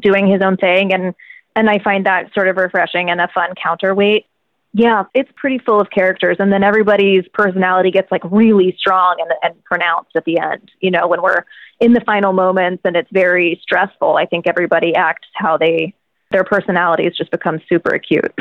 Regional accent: Virginia, United States; I'm from Virginia

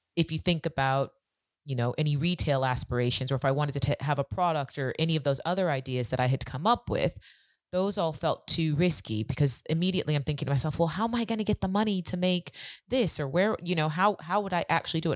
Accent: California, United States; moved away as an adult; now in London, United Kingdom; I'm originally from California, and I came over to the U K about seventeen years ago

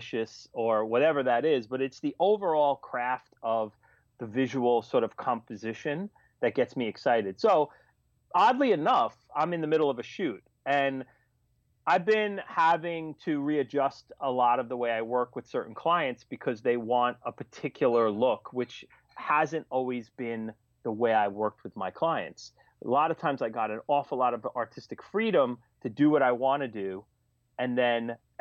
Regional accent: New York City, New York, United States; one of them was in Staten Island, which was my hometown

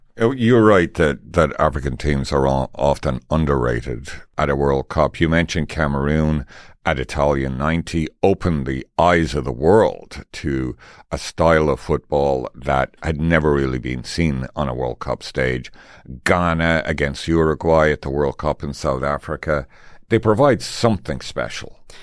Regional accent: Tipperary, Munster, Ireland; now in Canada; I'm from Tipperary, and look at us, sitting in Canada

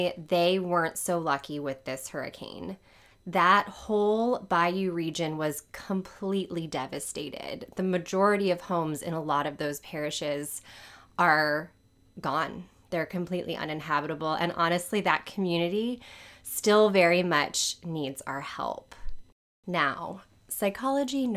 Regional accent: New Orleans, Louisiana, United States; I live in New Orleans. This is where I was born and raised. I am a proud New Orleanian

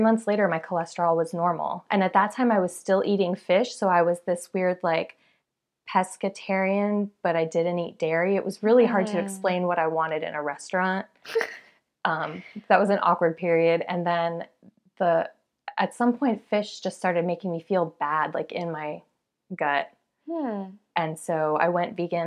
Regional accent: South Florida, United States; moved away as an adult; now in Atlanta, United States; I'm from South Florida, and I moved to Atlanta for work

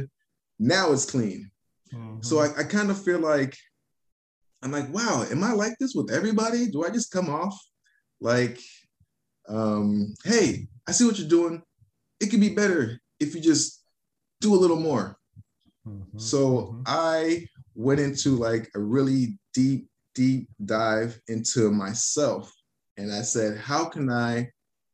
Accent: Miami, Florida, United States; moved away as an adult; also born or lived in Los Angeles / Arizona; Now I'm back to Miami

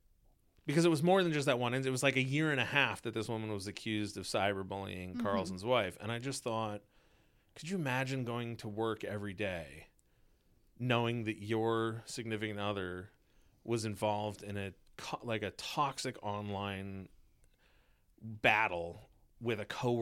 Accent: Canada; And as this is one of the rare times where I identify as Canadian. As a Canadian, send the pros.

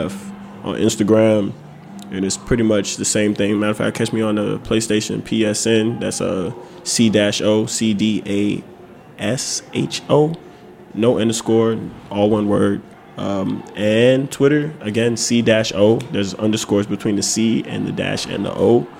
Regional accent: St. Louis, Missouri, United States; now in Washington, D.C., United States; I'm really from St. Louis.

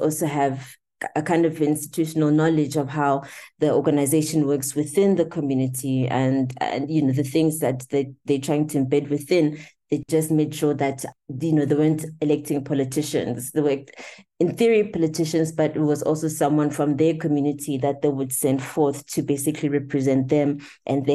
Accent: Eswatini; I was born in Swaziland.

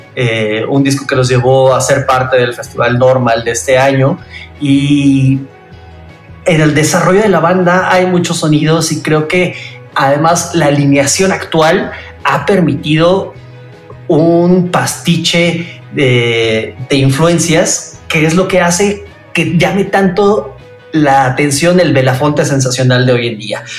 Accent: Mexico; los valores con los que nos fueron forjando como mexicanos

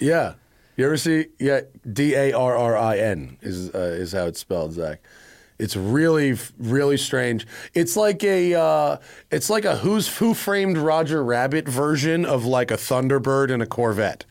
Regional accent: Greenwich, Connecticut, United States; I'm from Greenwich, Connecticut

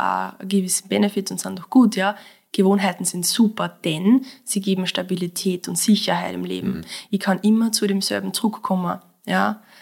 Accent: Mostviertel, Lower Austria, Austria; moved away as an adult; now in Vienna, Austria; ich komme aus dem Mostviertel. Ja. Ja, ich habe diesen Dialekt, aber seit ich in Wien wohne, irgendwie trotzdem nie ablegen

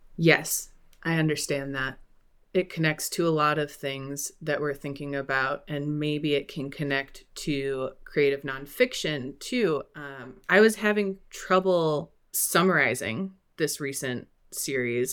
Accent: Midwest, United States; Culturally, I'm also Midwestern and white.

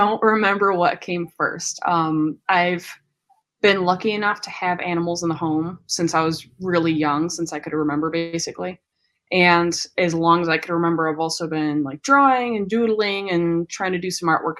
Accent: Chicago, Illinois, United States; I'm from Chicago. I've done some moving, but I'm pretty much like back home in the Chicagoland area

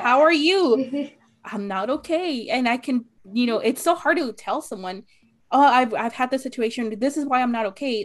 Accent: Arizona, United States; I'm from Arizona

